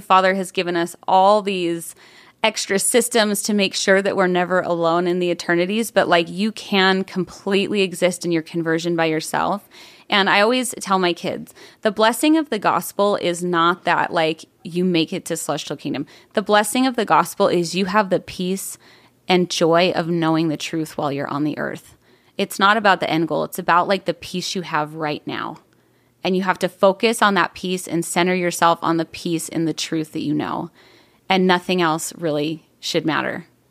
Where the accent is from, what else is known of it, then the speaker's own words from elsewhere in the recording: Buffalo, New York, United States; now in Arizona, United States; I grew up in upstate New York, um, just outside of Buffalo